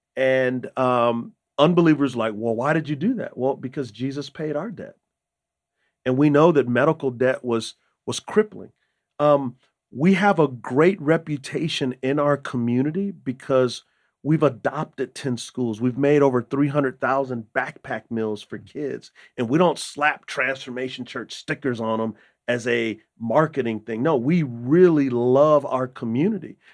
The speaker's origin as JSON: {"language": "English", "town": "San Antonio", "region": "Texas", "country": "United States", "tie": "born or raised there", "also_born_or_lived": "Utah", "moved": "as an adult", "said": "I grew up in San Antonio, Texas"}